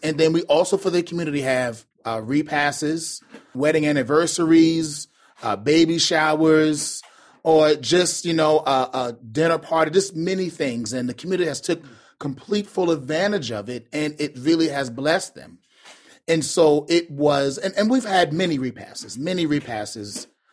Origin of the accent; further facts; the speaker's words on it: Charleston, South Carolina, United States; also born or lived in Chattanooga, Tennessee; now in Baltimore, United States; I'm from Charleston, South Carolina